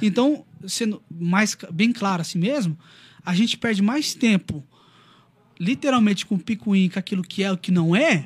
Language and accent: Portuguese; Brazil; brasileiro cristão